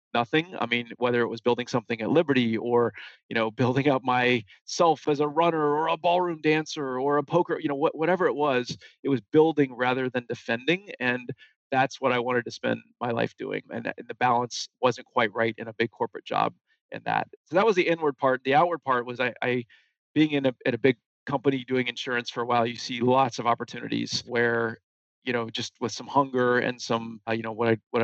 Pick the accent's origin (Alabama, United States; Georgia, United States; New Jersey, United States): Georgia, United States; Atlanta; moved away as an adult; also born or lived in Boston; I was born in Atlanta.